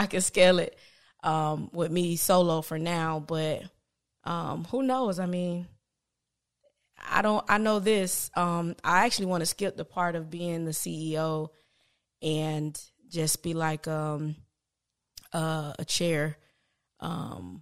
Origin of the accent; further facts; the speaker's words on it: Palm Beach, Florida, United States; I'm from Palm Beach